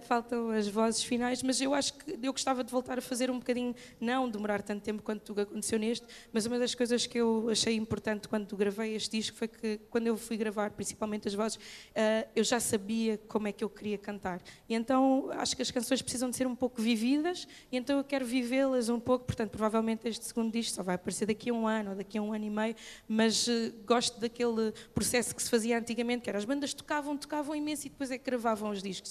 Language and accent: Portuguese; Mozambique; now in Portugal; poder voltar para Moçambique e poder ajudar o meu país a reconstruir-se